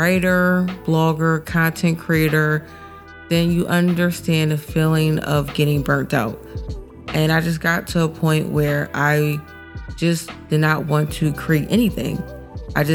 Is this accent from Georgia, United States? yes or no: no; Philadelphia, Pennsylvania, United States; I'm a blogger and I'm from Philly